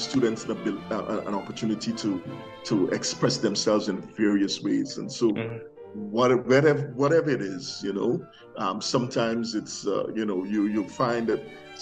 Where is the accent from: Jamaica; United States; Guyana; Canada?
Guyana; moved away